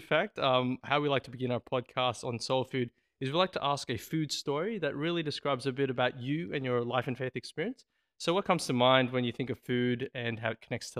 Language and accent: English; Philippines; now in Australia; I remember when we first moved to Australia, I'm from the Philippines with my family, and basically we didn't know what scones were.